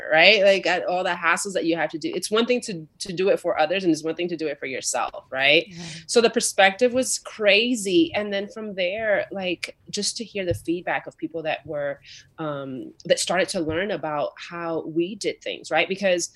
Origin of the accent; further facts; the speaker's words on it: New York, United States; moved away as an adult; I grew up in a very tough situation in New York. I'm from New York originally